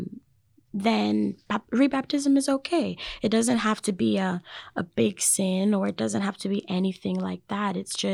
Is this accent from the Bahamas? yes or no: yes; Bahamas; moved away; I'm from the Bahamas, but in my culture, baptism is very important